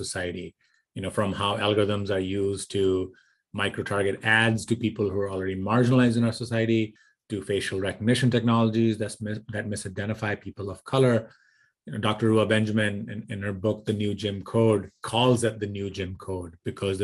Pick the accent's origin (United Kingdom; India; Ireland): India; moved away as an adult; also born or lived in Michigan, United States; So I grew up in India. I did my bachelor's in India in electrical engineering